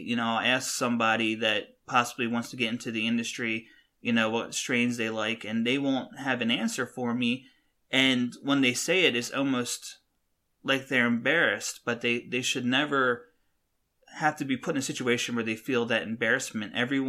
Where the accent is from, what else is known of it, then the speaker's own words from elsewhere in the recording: West Coast, United States; I know more about the plant because I'm from the West Coast